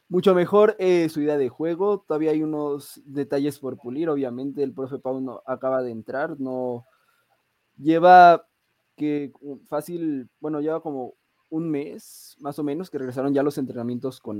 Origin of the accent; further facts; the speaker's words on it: Nayarit, Mexico; now in Puebla, Mexico; Pues soy de Nayarit. Un saludo ahí para eh, Olivas, para El Guacho, para Chicote, pues, si están, están viendo mis paisanos. Pero eh, actualmente resido en Puebla.